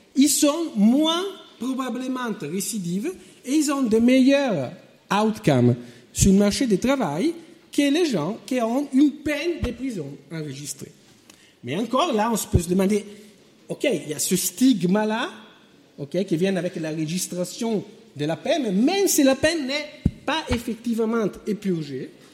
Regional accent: France; moved away; mon pays d'origine, la France

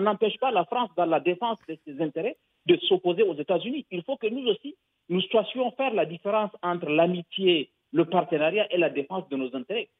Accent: Niger; Je suis du Niger

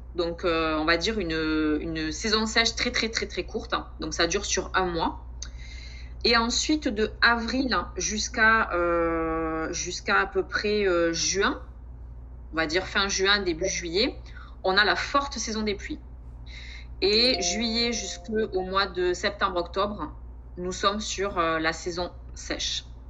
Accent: Montauban, Occitania, France; moved away as an adult; also born or lived in Lot-et-Garonne; now in French Guiana; je suis originaire du sud-ouest de la France, donc je suis née à Montauban

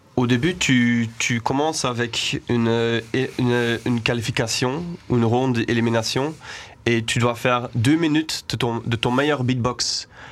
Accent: Denderleeuw, Flanders, Belgium; also born or lived in Aalst; now in Brussels, Belgium; moi je suis né à Alost. Euh, quand j'étais à l'école, c'était à Danderleu et maintenant j'habite à Bruxelles, à Anderlecht

